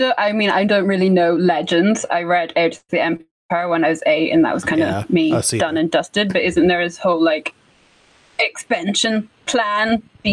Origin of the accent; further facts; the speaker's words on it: Scotland, United Kingdom; now in England, United Kingdom; I mean, I live in England. I'm from Scotland. I live in England.